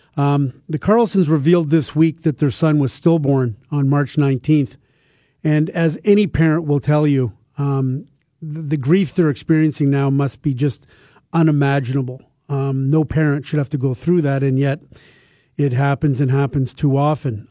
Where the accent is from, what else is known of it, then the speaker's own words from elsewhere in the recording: Toronto, Ontario, Canada; when I was a kid growing up in Toronto in the nineteen sixties